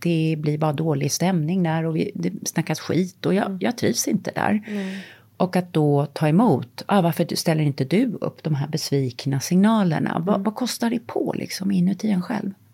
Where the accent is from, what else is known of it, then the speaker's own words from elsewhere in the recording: Sweden; moved away; Jag har bott utomlands halva mitt liv mm. och ehm, älskar Sverige naturligtvis. Det är mitt hemland.